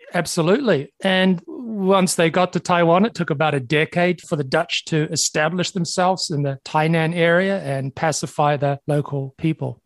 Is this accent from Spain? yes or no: no; New Zealand; moved away; my home country of New Zealand